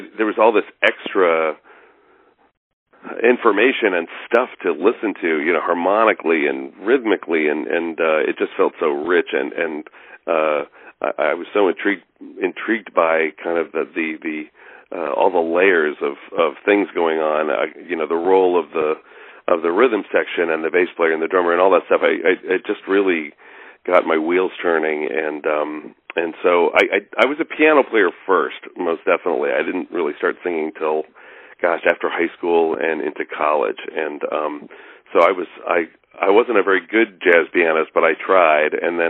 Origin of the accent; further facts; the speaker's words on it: New Jersey, United States; also born or lived in Colorado / Pennsylvania / Boston; I grew up in New Jersey, outside of Manhattan, and we lived there for a bunch of years, and then moved to Colorado, and then we moved to Pennsylvania, and then Boston.